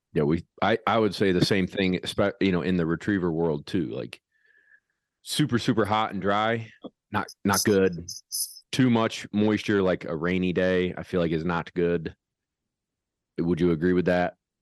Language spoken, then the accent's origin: English; central New York, United States; we're from central New York